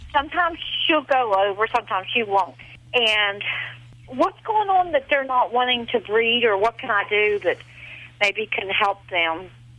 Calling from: West Virginia, United States; I'm calling from West Virginia.

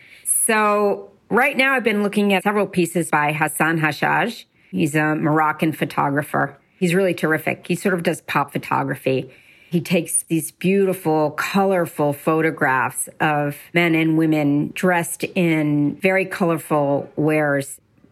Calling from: Westchester, New York, United States; I am calling you from Westchester, New York

